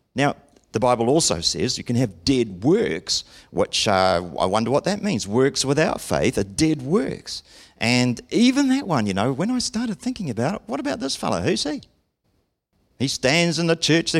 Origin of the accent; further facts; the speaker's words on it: Auckland, New Zealand; growing up in Auckland, the City of Sales